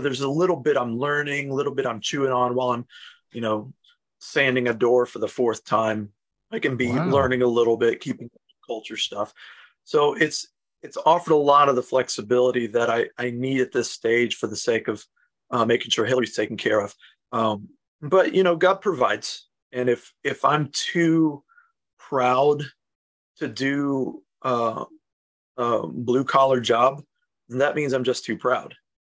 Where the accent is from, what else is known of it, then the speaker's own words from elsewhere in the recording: South Carolina, United States; South Carolina.